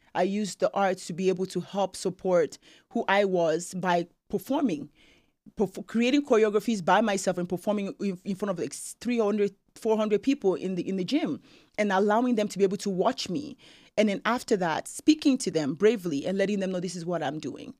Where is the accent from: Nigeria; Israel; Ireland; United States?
Nigeria; now in Canada; being Nigerian